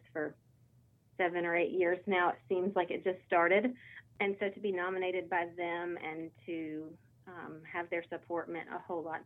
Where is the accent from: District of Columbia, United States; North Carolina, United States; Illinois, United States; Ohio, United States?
North Carolina, United States; Gaston County; I'm born and raised in Gaston County